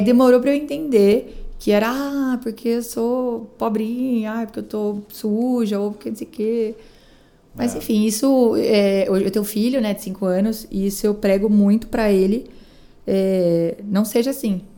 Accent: Araras, São Paulo, Brazil; moved away as an adult; now in Atibaia, Brazil; eu sou de Araras, eu estou em Datuba há quatro anos, quatro para cinco anos. sou de Araras, nasci na roça, totalmente mesmo, assim, né? Do interior. Minha família morei em sítio, fazenda até 16 anos de idade

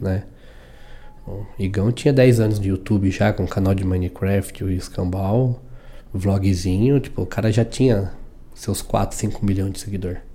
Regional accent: São Paulo, Brazil; moved away as an adult; also born or lived in Indaiatuba; sou de São Paulo, de São Paulo vim pro interior. Vim, morei aqui em Dayatuba nove anos

